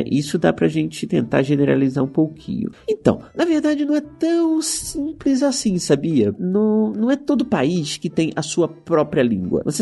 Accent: Barbacena, Minas Gerais, Brazil; tenho 6 anos. Sou de Barbacena.

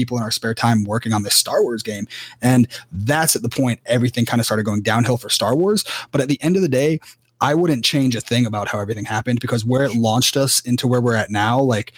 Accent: Cary, North Carolina, United States; moved away; I'm from Cary initially

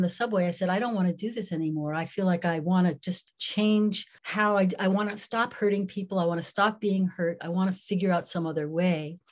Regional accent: New York City, New York, United States; I grew up in New York City

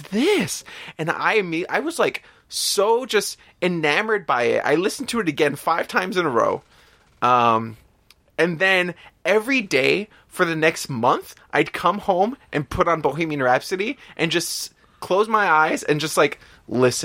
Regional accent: New York City, New York, United States; I grew up in the Bronx

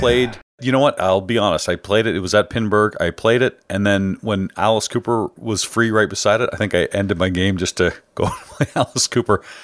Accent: Canada; I'm Canadian

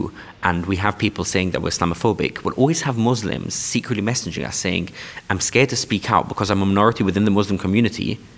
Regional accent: London, United Kingdom; born or raised there; English is a second language

